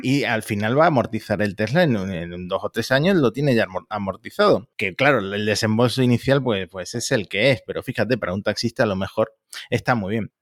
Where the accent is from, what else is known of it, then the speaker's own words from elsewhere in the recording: Argentina; que soy argentino